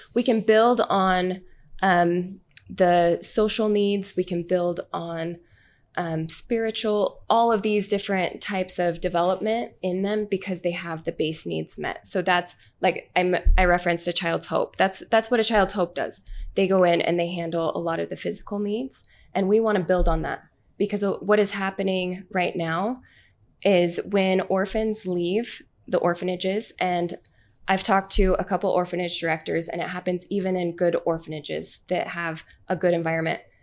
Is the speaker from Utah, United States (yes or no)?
yes; Orem, Utah, United States; I'm from Utah.